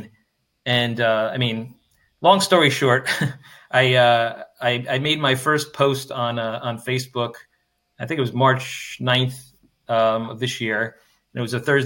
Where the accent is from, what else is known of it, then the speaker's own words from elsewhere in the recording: New Jersey, United States; moved away; I'm from New Jersey originally